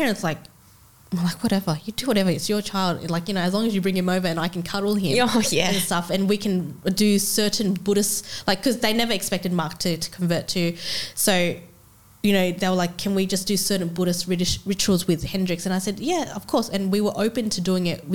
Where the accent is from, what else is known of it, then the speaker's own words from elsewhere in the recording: Australia; we are in Australia